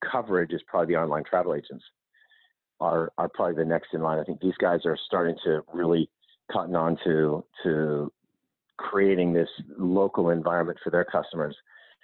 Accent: United States; I'm American

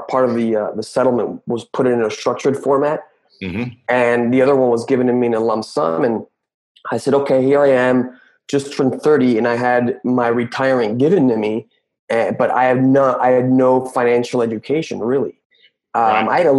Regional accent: Mexico City, Mexico; I was born and raised in Mexico City

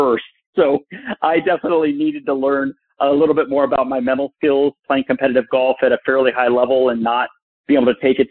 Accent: Burbank, California, United States; I grew up in Burbank, California

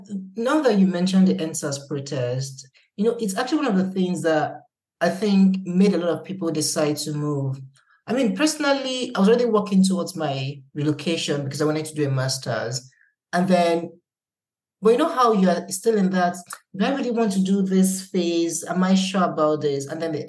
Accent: Nigeria; now in United Kingdom; I think it has to be one of the most heartbreaking things I've witnessed as a Nigerian, to be honest.

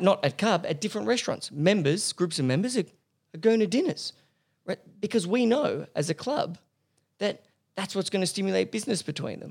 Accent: Paris, Île-de-France, France; moved away as an adult; now in Australia; I grew up in Paris. I, I did all my high schooling and, and uni in Paris.

